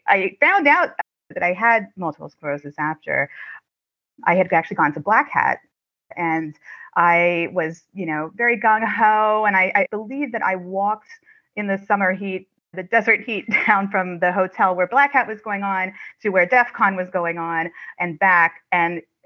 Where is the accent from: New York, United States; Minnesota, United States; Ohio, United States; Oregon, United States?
Ohio, United States; that is where I'm from. I'm from Ohio.